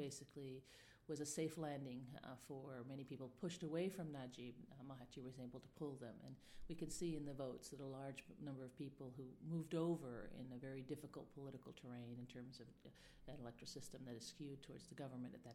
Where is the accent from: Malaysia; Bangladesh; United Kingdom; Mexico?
Malaysia; now in Rome, Italy; I'm a specialist on Malaysian politics, where I grew up from the 1980s